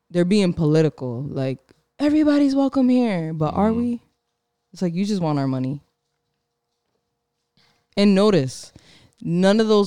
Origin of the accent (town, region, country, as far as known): Providence, Rhode Island, United States; born or raised there